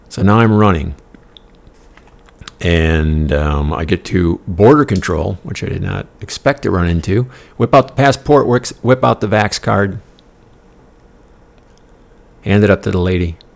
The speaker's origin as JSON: {"language": "English", "country": "Denmark", "lives_now": "United States", "said": "this is all a moot point because my country of origin was Denmark."}